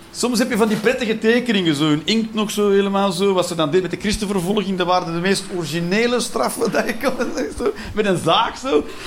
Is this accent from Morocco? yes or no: no; Belgium; elke Belg